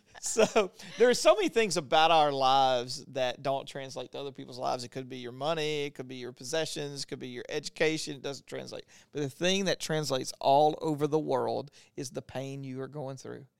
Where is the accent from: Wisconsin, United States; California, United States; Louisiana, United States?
Louisiana, United States; I grew up in Louisiana who had, like, the last leper colony